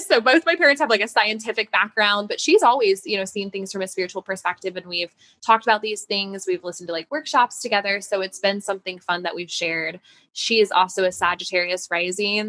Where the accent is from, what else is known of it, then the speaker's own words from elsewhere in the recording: Denver, Colorado, United States; moved away as an adult; now in New York City, United States; I moved from Denver, yes. So that was where I had grown up.